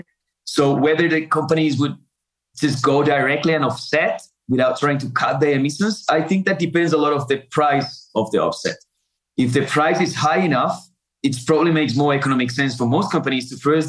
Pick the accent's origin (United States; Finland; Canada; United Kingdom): Finland; moved away as an adult; also born or lived in Africa; I grew up in Finland with a lot of forests there, a lot of lakes.